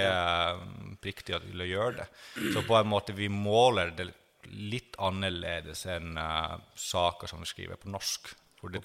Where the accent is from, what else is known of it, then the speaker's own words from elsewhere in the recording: Finland; now in Norway; jeg er finsk som er slekt med kvener, på en måte. At jeg er fra det området hvor de har kommet fra